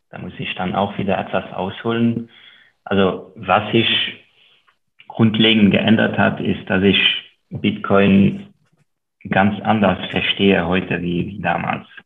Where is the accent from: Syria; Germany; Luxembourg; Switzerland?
Luxembourg; first language Luxembourgish; German is a second language; wie beispielsweise meine Muttersprache, die, die Luxemburger Sprache, die nur sehr lokal und von sehr wenigen Menschen gesprochen wird.